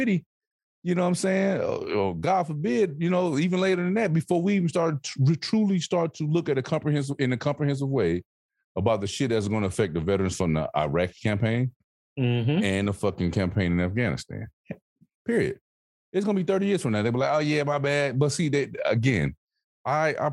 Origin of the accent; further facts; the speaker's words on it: the South, United States; moved away; I'm from the South.